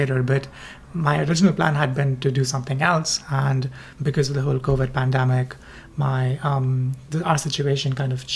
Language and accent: English; India; moved away as an adult; also born or lived in Bombay, India; now in United States; I am originally from India